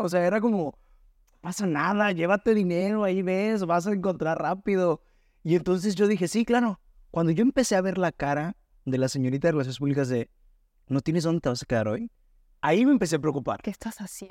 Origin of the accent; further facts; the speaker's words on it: Hermosillo, Sonora, Mexico; moved away as an adult; now in Guadalajara, Mexico; soy de Hermosillo, Sonora